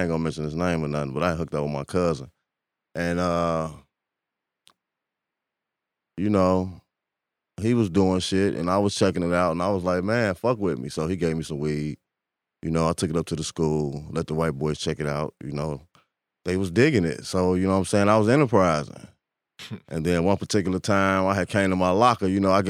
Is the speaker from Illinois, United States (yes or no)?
yes; Chicago, Illinois, United States; I grew up in Parkway